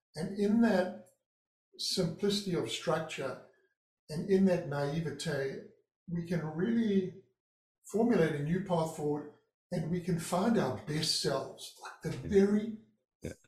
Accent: Durban, KwaZulu-Natal, South Africa; moved away as an adult; now in Santa Barbara, United States; it was the east coast of South Africa in Durban, my hometown.

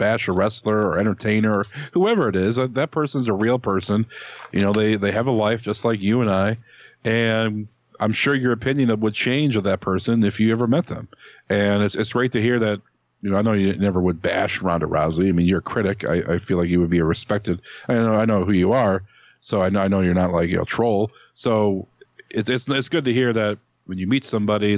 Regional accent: Cleveland, Ohio, United States; I'm from Cleveland

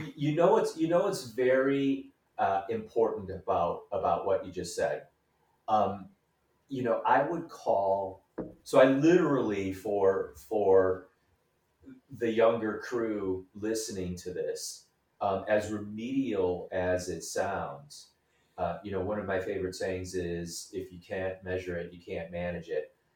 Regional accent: Hamtramck, Michigan, United States; moved away as an adult; also born or lived in Royal Oak, Michigan; now in Chicago, United States; I was am originally from Hamtramck, Michigan

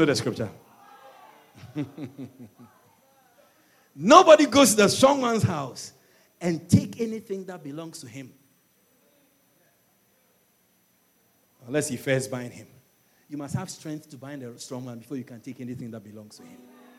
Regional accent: Ashanti, Ghana; moved away; also born or lived in Europe; I wasn't born here. I was born in Ghana. I'm from the Ashanti region. And I migrated to Europe

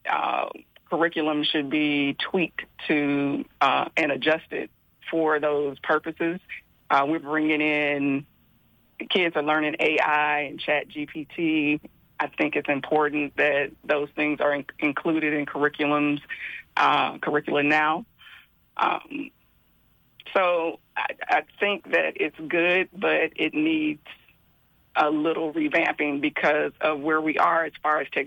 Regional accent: Memphis, Tennessee, United States; I'm from Tennessee.

